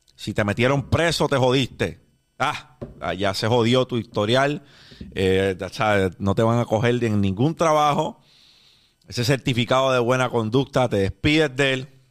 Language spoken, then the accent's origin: Spanish; Puerto Rico; Los puertorriqueños, después del huracán María, nos vimos teniendo que reconstruir un país desde el suelo